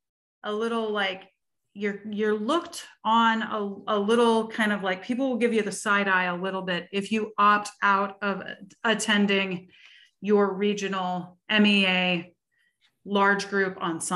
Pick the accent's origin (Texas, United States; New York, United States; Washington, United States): Washington, United States; Seattle; we are both from the Seattle region, which is under the auspices of the Washington Music Educators Association